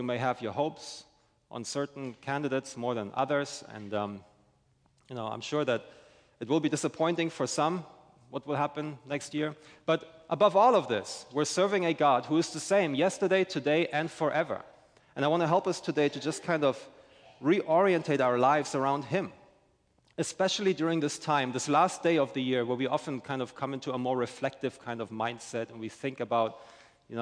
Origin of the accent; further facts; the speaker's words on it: Germany; now in St. Augustine, United States; I'm originally from Germany